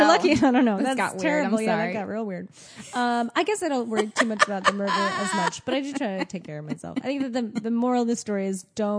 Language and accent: English; United States; now in New York City, United States; being the American in London